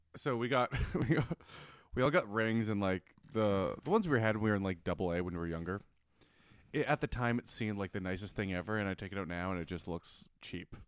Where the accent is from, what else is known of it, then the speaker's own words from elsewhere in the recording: Winnipeg, Manitoba, Canada; moved away; I'm from Winnipeg.